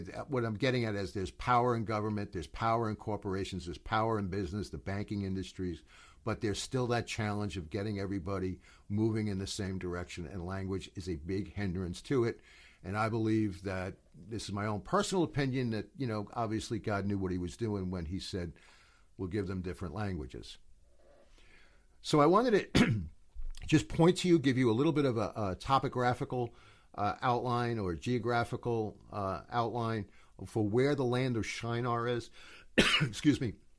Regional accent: United States; I'm coming from the United States

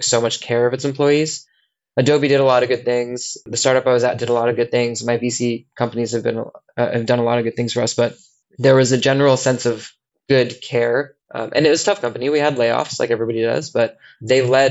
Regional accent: United States; moved away as an adult; also born or lived in San Francisco, California; now in London, United Kingdom; as an American

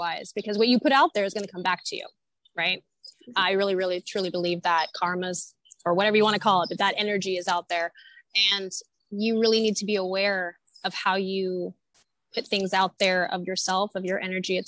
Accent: Northern California, United States; moved away; also born or lived in Santa Monica; I'm from Northern California originally

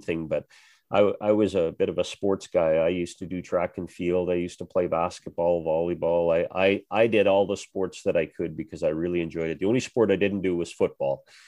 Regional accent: Western Canada, Canada; growing up in Western Canada

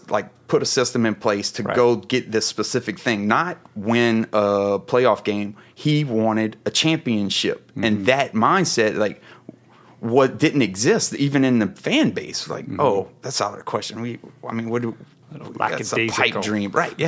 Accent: Louisiana, United States; So essentially I am born and bred Coonass. I'm from the Bayou. That's where I grew up.

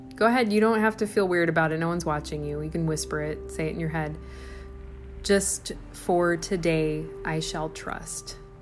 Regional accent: Midwest, United States; accent: Midwestern; My Midwestern accent

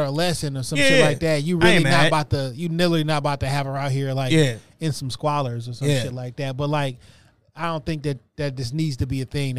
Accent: Philadelphia, Pennsylvania, United States; And I'm from West Philly.

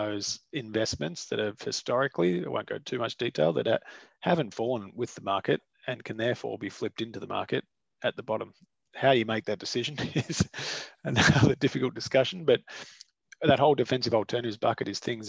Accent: Australia; as an Australian investor, you can actually buy the Aussie dollar price of gold

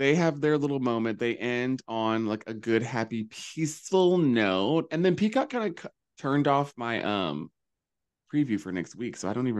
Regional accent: the South, United States; moved away; I was raised in the South

